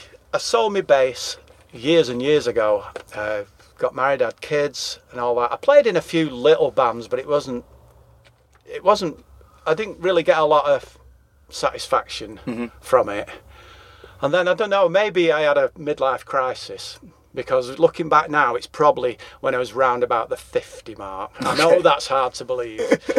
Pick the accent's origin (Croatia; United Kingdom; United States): United Kingdom; England; accent: English; But obviously, we're English. Yeah. And we sing in English accents about English things, really.